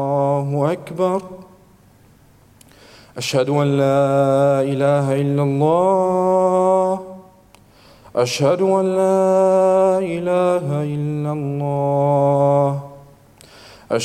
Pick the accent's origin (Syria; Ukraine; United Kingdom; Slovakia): Syria; moved away; when I was growing up in Syria